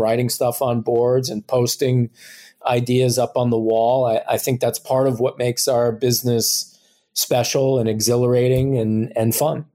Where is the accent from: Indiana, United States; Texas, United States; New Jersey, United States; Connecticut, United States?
New Jersey, United States; moved away; I'm originally from New Jersey